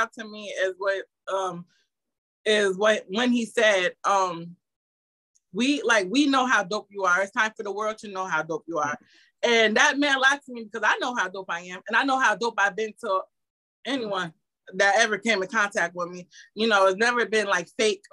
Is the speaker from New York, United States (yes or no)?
yes; Albany, New York, United States; my childhood history of growing up in the Capital District